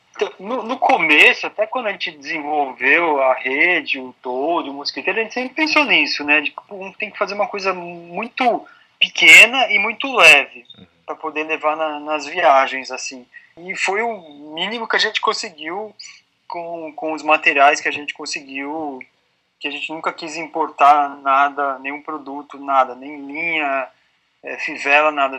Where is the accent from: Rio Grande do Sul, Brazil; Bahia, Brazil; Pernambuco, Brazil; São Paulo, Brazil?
São Paulo, Brazil; Não, eu sou paulista